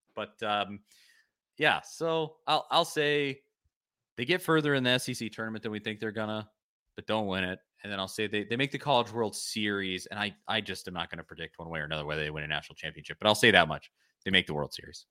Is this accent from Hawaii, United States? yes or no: no; Knoxville, Tennessee, United States; my hometown, my beau-, my beautiful city here